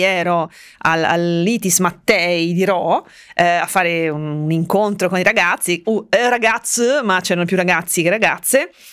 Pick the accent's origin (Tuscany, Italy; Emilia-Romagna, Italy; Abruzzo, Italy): Tuscany, Italy; also born or lived in Finland; Veneto, poi io son cresciuta in Toscana